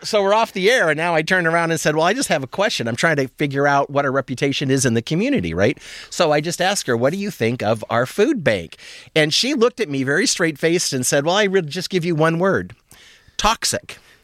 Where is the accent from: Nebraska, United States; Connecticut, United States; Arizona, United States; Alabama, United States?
Nebraska, United States; moved away as an adult; also born or lived in Reno, Nevada; now in Michigan, United States; I grew up in Nebraska, so I figured I was used to the weather and the culture, but I had spent the last nine years living in Nevada